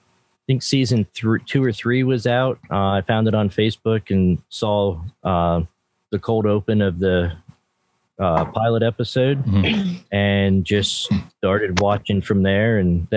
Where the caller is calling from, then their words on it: Shippensburg, Pennsylvania, United States; I'm in Shippensburg, Pennsylvania, right next to Letterkenny Township here in Pennsylvania, actually.